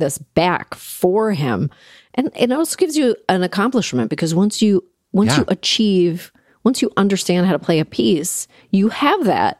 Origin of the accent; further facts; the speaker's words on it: Toronto, Ontario, Canada; because I grew up in Toronto